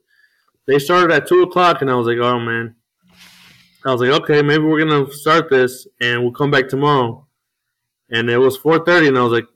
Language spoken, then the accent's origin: English; Joliet, Illinois, United States; also born or lived in Chicago; I grew up in Joliet. Born in Chicago, but raised in Joliet my whole life.